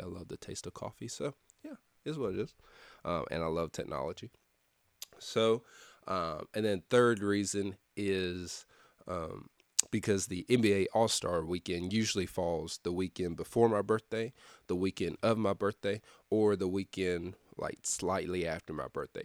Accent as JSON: {"language": "English", "town": "Lexington", "region": "Tennessee", "country": "United States", "tie": "born or raised there", "also_born_or_lived": "Cleveland, Tennessee", "moved": "as an adult", "said": "my hometown, Lexington, Tennessee"}